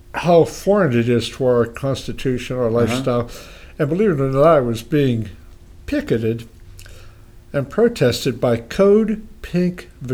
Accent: Punxsutawney, Pennsylvania, United States; I was raised on a small family farm outside Punxsutawney.

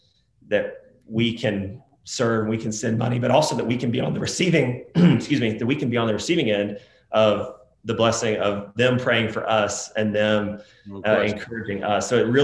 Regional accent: United States; as an American.

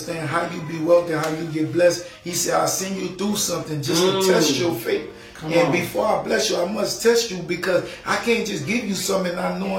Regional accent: New Orleans, Louisiana, United States; I said, you from Little Bad Ridge? I'm from New Orleans. I said, that's not the same, but it's cool.

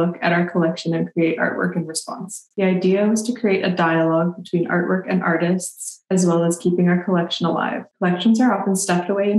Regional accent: Calgary, Alberta, Canada; moved away as an adult; now in Victoria, Canada; My family is from Edmonton, but I grew up around Calgary and I moved out here in 2013

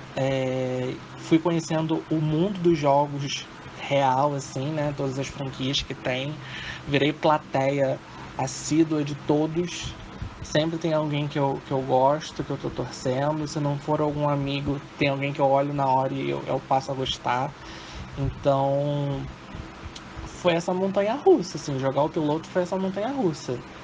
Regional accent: Rio de Janeiro, Brazil; Sou do Rio de Janeiro. Sou do Honório Gurgel, Rio de Janeiro.

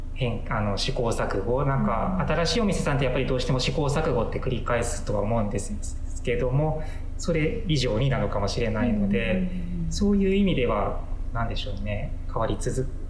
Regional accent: Katagami, Akita, Japan; also born or lived in Osaka / Kansai; now in Akita, Japan; 出身は、あの秋田の片上の

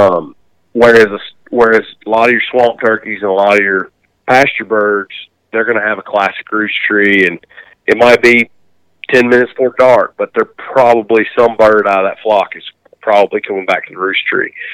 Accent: the South, United States; growing up in the South

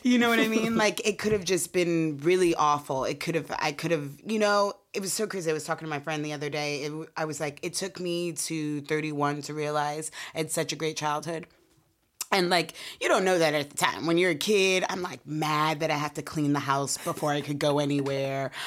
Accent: Portland, Oregon, United States; We're from Portland, Oregon

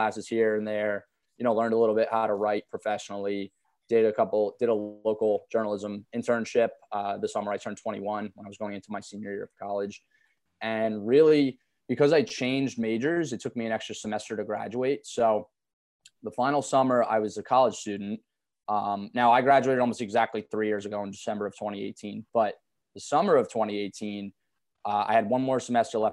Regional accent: New Jersey, United States; I'm a local kid. I grew up in North Jersey in the suburbs.

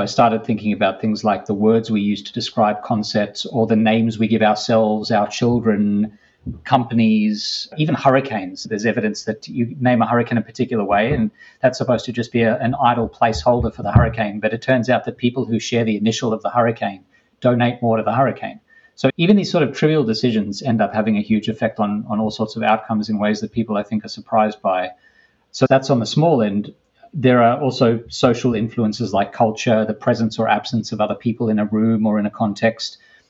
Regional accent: Australia; moved away as an adult; now in United States; I came to the US from Australia to do a PhD almost 20 years ago.

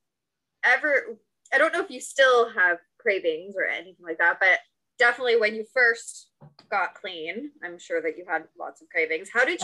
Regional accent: Ontario, Canada; I'm from Canada, so everything's OHIP covered.

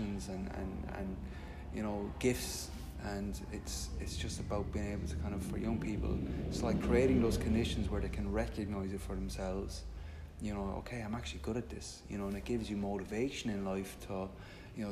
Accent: Limerick, Munster, Ireland; I grew up in Limerick

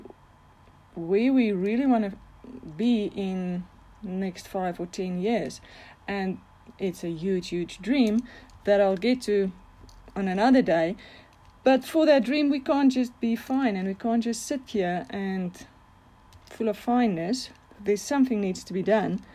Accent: Bloemfontein, Free State, South Africa; I am from Bloemfontein in South Africa

